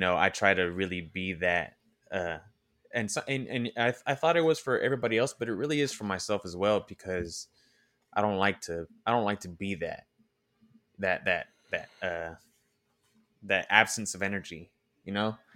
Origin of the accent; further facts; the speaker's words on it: Oakland, California, United States; I'm originally from Oakland